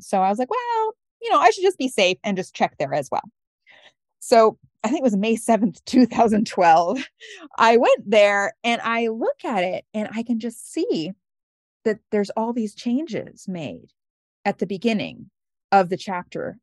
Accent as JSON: {"language": "English", "region": "Oregon", "country": "United States", "tie": "born or raised there", "also_born_or_lived": "Brooklyn", "moved": "yes", "said": "I was raised in the Episcopal Church in Oregon"}